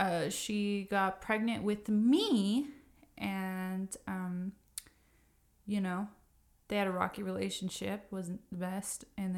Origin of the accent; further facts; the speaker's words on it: Ogden, Utah, United States; born there; I was born in Ogden, Utah. My mom was 20 years old when I was born.